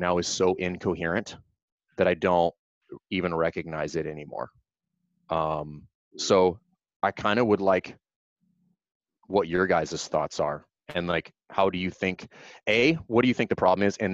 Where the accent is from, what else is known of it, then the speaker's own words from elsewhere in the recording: South Louisiana, United States; I grew up in South Louisiana